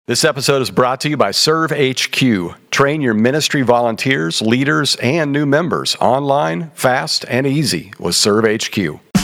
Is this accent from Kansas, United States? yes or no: yes; Kansas, United States; I grew up in Kansas